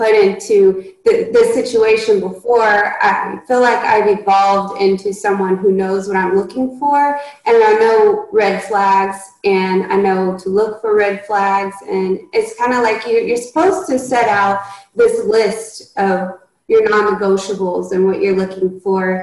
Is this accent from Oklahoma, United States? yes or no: yes; Oklahoma, United States; we grew up in Oklahoma